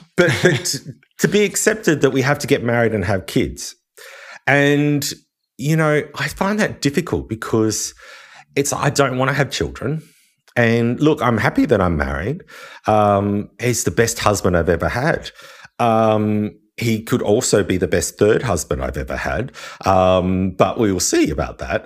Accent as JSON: {"language": "English", "town": "Wollongong", "region": "New South Wales", "country": "Australia", "tie": "born or raised there", "also_born_or_lived": "Sydney", "said": "I grew up in Wollongong"}